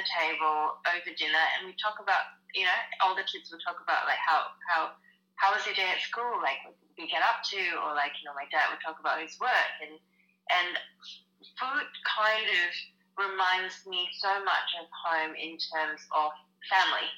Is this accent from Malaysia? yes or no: yes; Malaysia; moved away as an adult; now in Melbourne, Australia; I grew up in Malaysia. I moved over when I was 18